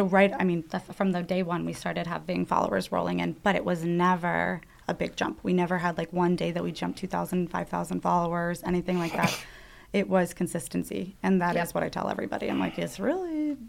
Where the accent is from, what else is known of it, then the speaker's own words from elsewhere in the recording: California, United States; I'm from California and I love Cleveland.